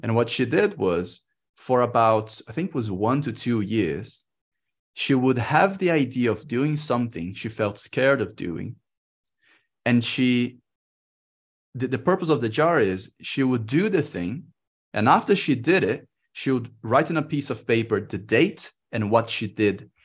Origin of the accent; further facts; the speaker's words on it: Brazil; moved away as an adult; I'm in Brazil. I came back to my home country